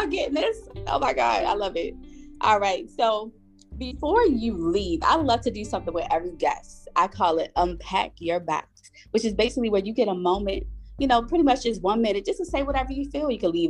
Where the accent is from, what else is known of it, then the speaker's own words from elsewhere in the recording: Baltimore, Maryland, United States; I myself was born and raised in Baltimore, and the people are like amazing.